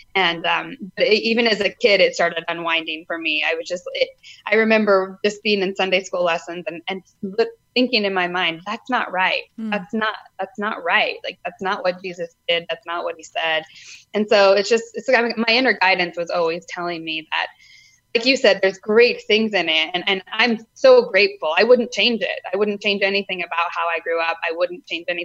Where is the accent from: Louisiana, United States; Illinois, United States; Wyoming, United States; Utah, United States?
Utah, United States; I grew up in Utah